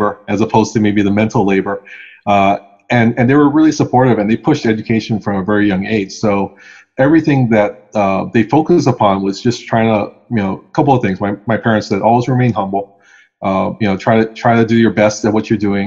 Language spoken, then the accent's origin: English; Hawaii, United States; I actually have never left the islands in terms of living somewhere else